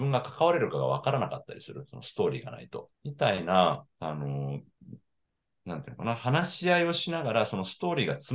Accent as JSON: {"language": "Japanese", "town": "Higashimurayama", "region": "Tokyo", "country": "Japan", "tie": "born or raised there", "moved": "as an adult", "lives_now": "Kagoshima, Japan", "said": "出身はね、東京なんですよ。東京の東村山というところから来て"}